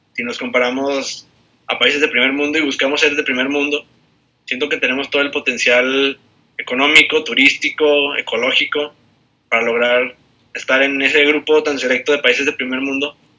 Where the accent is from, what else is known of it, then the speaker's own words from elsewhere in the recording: Mexico; mexicanos y mexicanas, que a fin de cuentas es lo que, lo que somos.